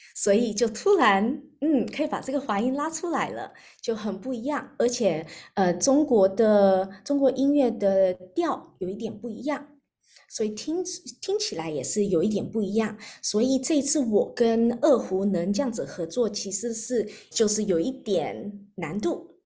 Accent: Australia; 我在澳洲长大的

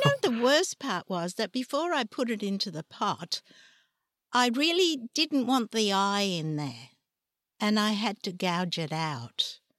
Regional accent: Trieste, Friuli-Venezia Giulia, Italy; moved away; also born or lived in Ragusa, Sicily; I was brought up in, in Trieste

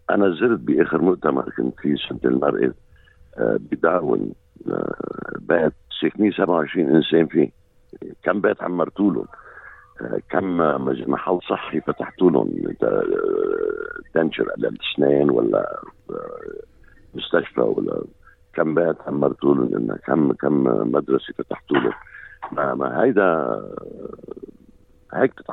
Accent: Lebanon; now in Australia; مثل ما قلت انا لبناني وممكن يكون من ديانه غير الديانه آه، غير الديانه العامه هون باستراليا مرحب فيني ومحترم

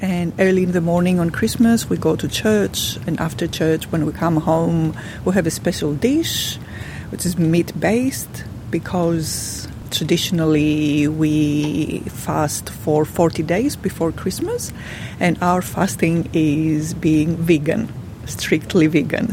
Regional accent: Pakistan; now in Australia; I'm from Pakistan originally.

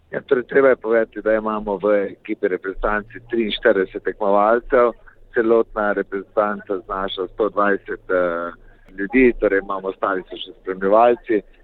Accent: Slovenia

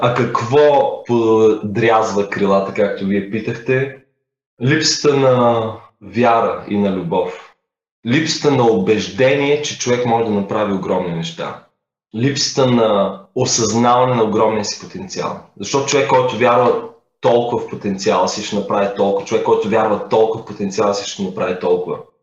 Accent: Bulgaria; не съм питал дали съм първият българин. Впоследствие разбрах, че съм първия

